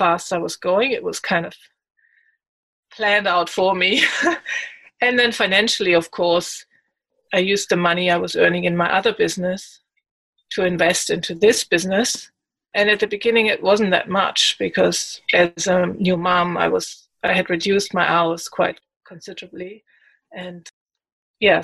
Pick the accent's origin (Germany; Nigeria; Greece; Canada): Germany; moved away as an adult; now in Australia; I come from Germany originally. I've lived there for 26 years and then moved to Australia